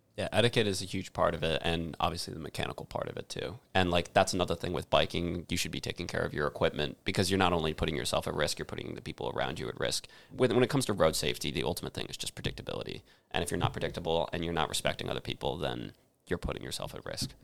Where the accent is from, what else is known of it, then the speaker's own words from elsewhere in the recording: Avon, Connecticut, United States; my hometown in Avon, Connecticut